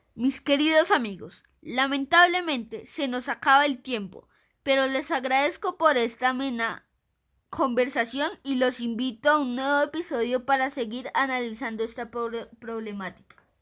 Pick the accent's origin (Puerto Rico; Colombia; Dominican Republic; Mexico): Colombia